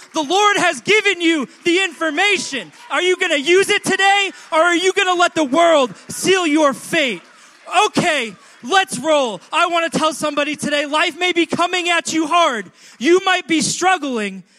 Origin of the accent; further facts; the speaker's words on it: New York City, New York, United States; as a New Yorker